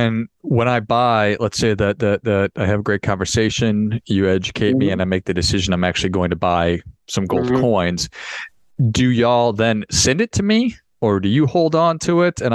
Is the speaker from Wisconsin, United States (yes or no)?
yes; Wisconsin, United States; it's life is a funny thing growing up in Wisconsin and then speaking French